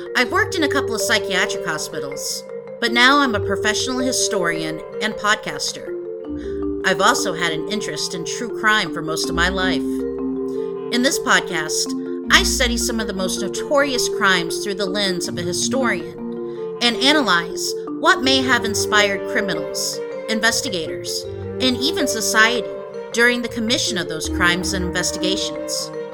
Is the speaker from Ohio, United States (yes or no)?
no; Oklahoma, United States; accent: Okie; I'll keep my Okie accent